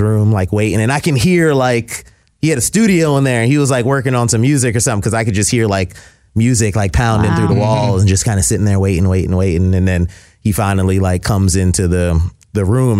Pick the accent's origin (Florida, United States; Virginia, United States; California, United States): Florida, United States; West Palm Beach; also born or lived in New York; we moved from New York to Florida